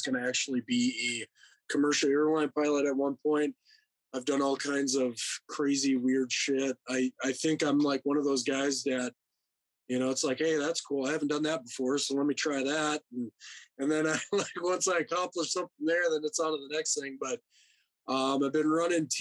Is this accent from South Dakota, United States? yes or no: yes; Rapid City, South Dakota, United States; born and raised in Rapid City, South Dakota